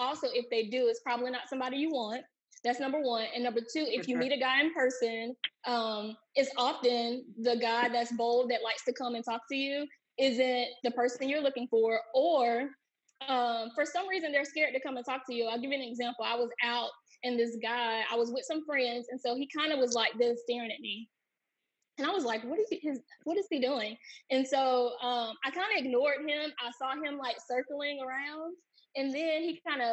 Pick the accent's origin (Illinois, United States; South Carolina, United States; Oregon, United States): South Carolina, United States; also born or lived in Atlanta, Georgia; now in Maryland, United States; I'm from South Carolina, but I moved from Atlanta